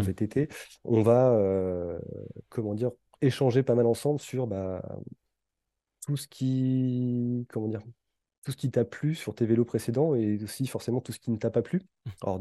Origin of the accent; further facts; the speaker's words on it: Brittany, France; moved away; ma région d'origine mmh. et, plus précisément vers, la Bretagne